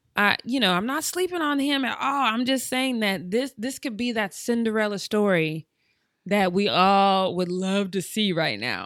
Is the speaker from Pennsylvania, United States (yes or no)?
no; Denver, Colorado, United States; moved away; I'm from Denver